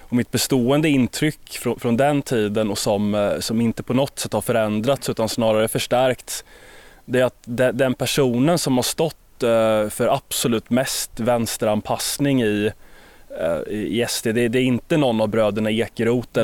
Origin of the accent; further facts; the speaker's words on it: Sweden; som svensk